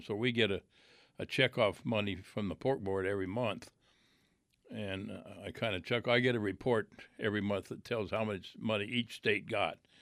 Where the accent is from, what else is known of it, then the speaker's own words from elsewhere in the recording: Iowa, United States; I grew up in Iowa